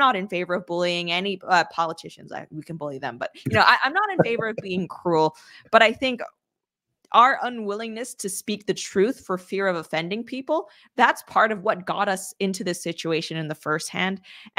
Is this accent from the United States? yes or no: no; Canada; I'm an agreeable person. I'm an introvert. I'm Canadian.